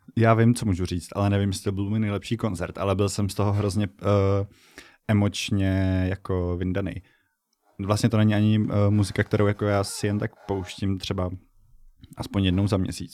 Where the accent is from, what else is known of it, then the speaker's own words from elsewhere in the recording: Bohemia, Czechia; já jsem z Čech